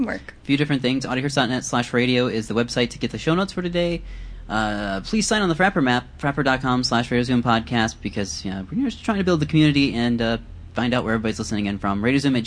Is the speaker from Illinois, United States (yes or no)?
no; Iowa, United States; I am from Iowa, but we don't talk like that there.